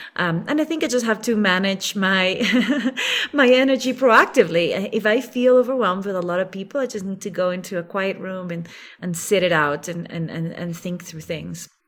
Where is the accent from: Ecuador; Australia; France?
Ecuador; moved away as an adult; also born or lived in Geneva, Switzerland; now in Quito, Ecuador; to move out of Switzerland back to Ecuador, which is my home country